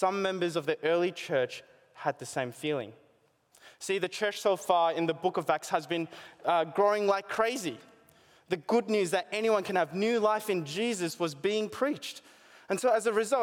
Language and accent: English; Australia; growing up here as an Asian born in Australia